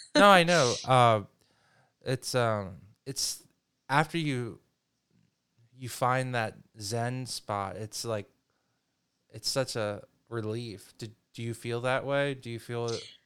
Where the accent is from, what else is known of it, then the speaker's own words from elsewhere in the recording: the North, United States; being a Northerner